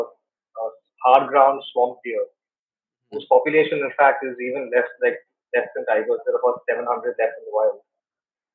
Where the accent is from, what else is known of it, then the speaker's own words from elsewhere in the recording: Mumbai, Maharashtra, India; I'm from South Bombay, studied in Camping School